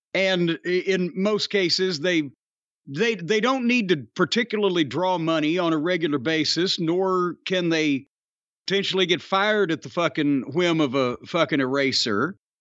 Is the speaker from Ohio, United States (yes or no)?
no; Louisville, Kentucky, United States; is in my hometown